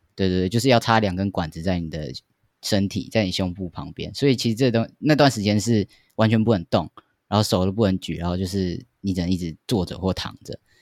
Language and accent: Chinese; Taoyuan, Taiwan; 因为我老家在桃园